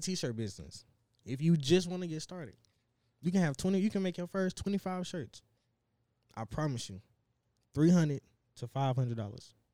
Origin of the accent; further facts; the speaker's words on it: Dallas, Texas, United States; now in Plano, United States; I'm from South Dallas, but I stay in Plano